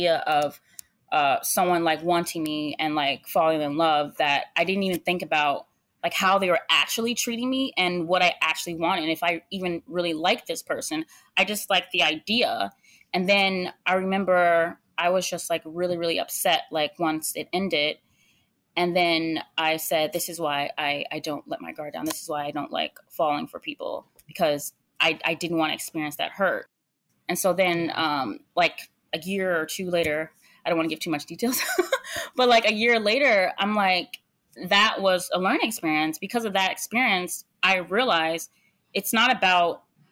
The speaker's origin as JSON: {"language": "English", "country": "United States", "said": "I'm American"}